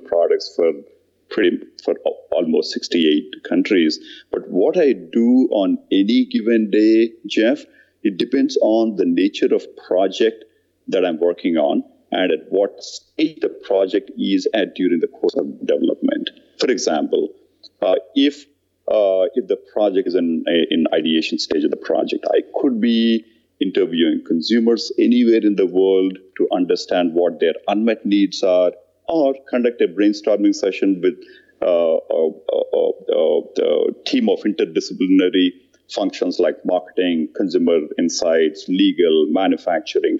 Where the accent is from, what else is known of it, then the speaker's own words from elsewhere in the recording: India; moved away; I grew up in India in a very average middle-income family